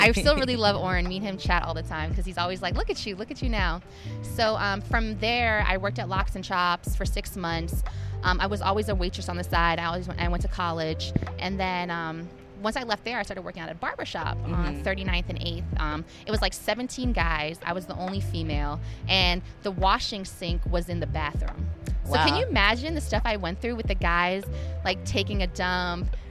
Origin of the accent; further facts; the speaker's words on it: Maryland, United States; moved away as an adult; now in New York City, United States; I was from Maryland